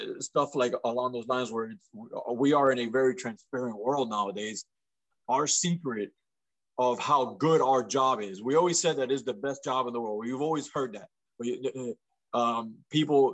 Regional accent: Miami, Florida, United States; also born or lived in Franklin, Indiana; My hometown is Miami, Florida

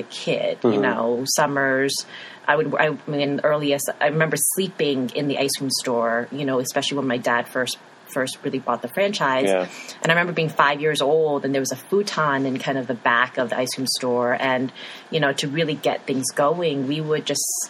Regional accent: New York, United States; also born or lived in Chicago; now in Missoula, United States; coming from growing up in New York, living in Chicago for over a decade

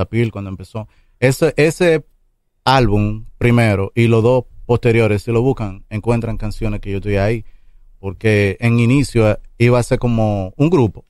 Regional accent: Santo Domingo Este, Distrito Nacional, Dominican Republic; Yo crecí en Mendoza Segunda, que eso queda atrás del Brizal

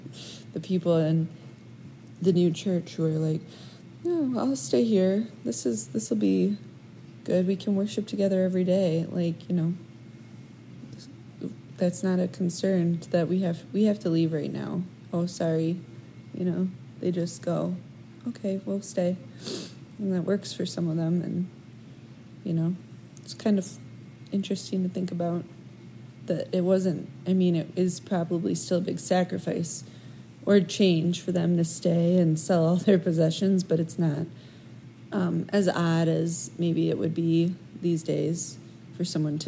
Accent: United States; we're American and we've grown up this way

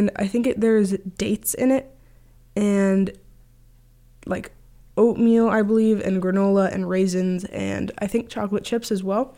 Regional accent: Grand Marais, Minnesota, United States; I'm from Grand Marais, Minnesota. Grew up here, born and raised

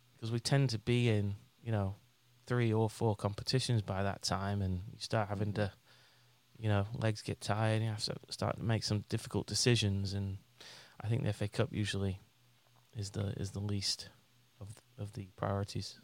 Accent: England, United Kingdom; moved away; my best mate when I when I was growing up in England was a Spurs fan

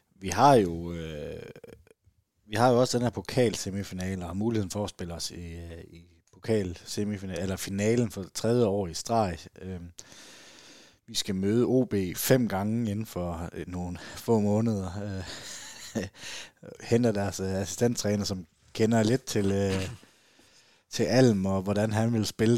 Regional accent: Southern Jutland, Southern Denmark, Denmark; jeg er sønderjyde

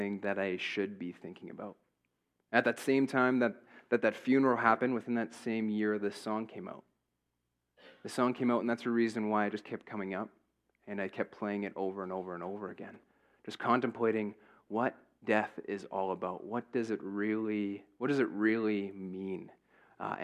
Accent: Hepburn, Saskatchewan, Canada; I grew up in Hepburn.

